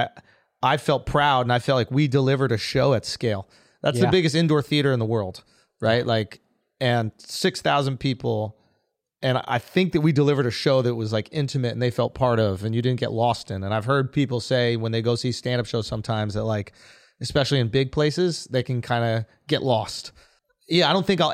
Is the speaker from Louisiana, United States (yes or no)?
no; New York City, New York, United States; I'm from New York. So growing up, neither of my parents, I have no like religion. I have no identity